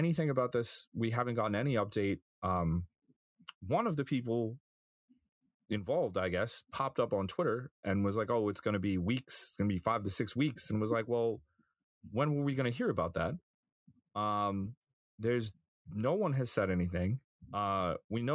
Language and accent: English; Long Island, New York, United States; I grew up on Long Island